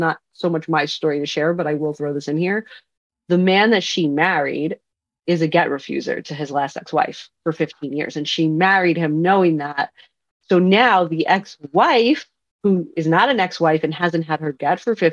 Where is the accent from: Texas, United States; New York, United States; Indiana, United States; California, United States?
New York, United States; Long Island; moved away as an adult; now in Brooklyn, United States; I'm from Long Island.